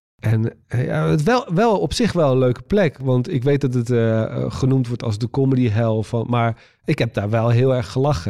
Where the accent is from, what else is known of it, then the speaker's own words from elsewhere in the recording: Waddinxveen, South Holland, Netherlands; moved away; toen woonde ik nog in Waddingsveen, eh, waar ik vandaan kom